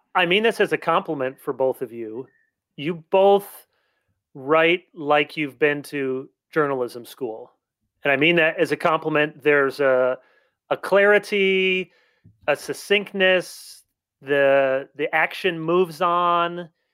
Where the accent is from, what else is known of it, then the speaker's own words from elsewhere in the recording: South Holland, Illinois, United States; I was born in South Holland.